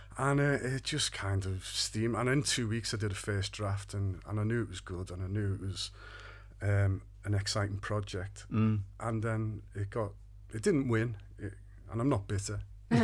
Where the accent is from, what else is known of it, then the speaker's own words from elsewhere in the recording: Liverpool, North West England, United Kingdom; now in Ellesmere Port, United Kingdom; I grew up in Kirkdale, and not far from Great Ormond Street, where the play ultimately ends up being set. Mm-hmm. But we moved to Ellesmere Port in the 70s